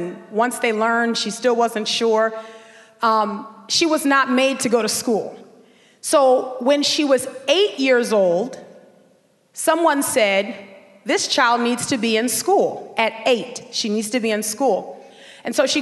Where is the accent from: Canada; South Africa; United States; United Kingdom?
United States; New Orleans, Louisiana; also born or lived in Dallas, Texas; we would move back from Dallas, Texas to New Orleans, where we would grow up in Section